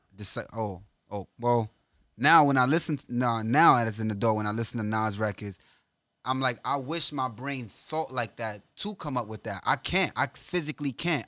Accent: New York, United States; I'm from New York

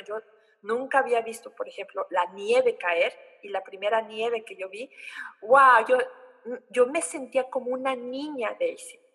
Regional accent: Oaxaca, Mexico; moved away as an adult; now in Germany; en mi tierra de origen, eh, Oaxaca, 15 grados es el frío máximo que tenemos

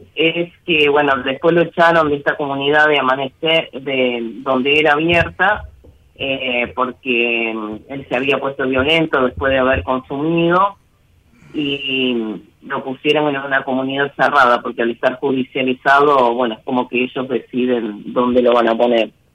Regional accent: San Jorge, Santa Fe, Argentina; Yo soy de San Jorge, provincia de Santa Fe.

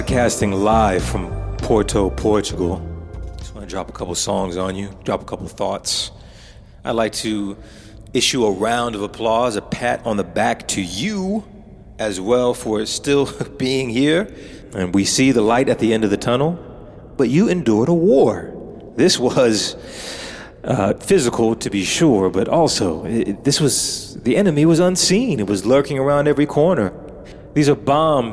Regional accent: United States; as an American living in an ambience of crime and paranoia, violence

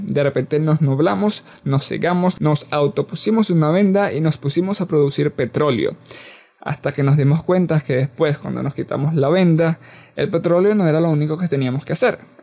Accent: Venezuela; yo soy de Venezuela

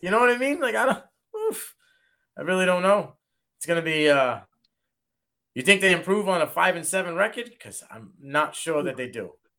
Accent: Massachusetts, United States; I'm from Massachusetts.

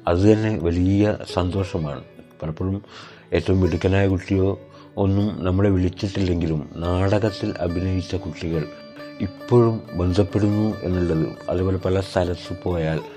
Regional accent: Panoor, Kerala, India; ഇരുപത് വർഷങ്ങൾക്ക് മുമ്പ് പാനൂരിൽ ഭയങ്കര സംഘർഷമായിരുന്നു ഞാൻ പാനൂർ സ്വദേശിയാണ്

